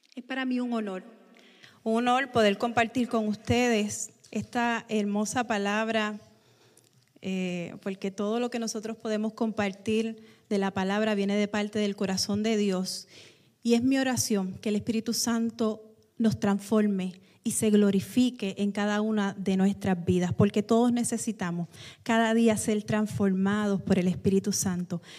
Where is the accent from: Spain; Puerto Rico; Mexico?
Puerto Rico; nosotros los puertorriqueños